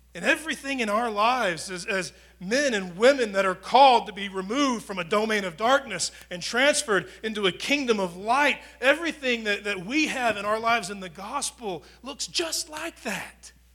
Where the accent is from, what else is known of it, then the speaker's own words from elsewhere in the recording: United States; being an American.